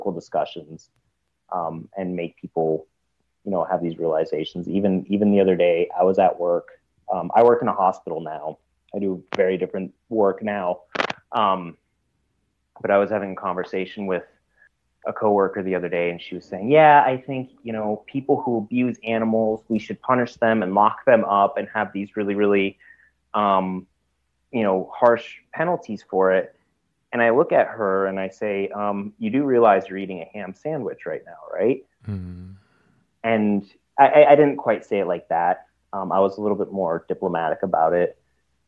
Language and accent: English; Germany; moved away; I'm originally, I'm from Germany. I went back to visit family recently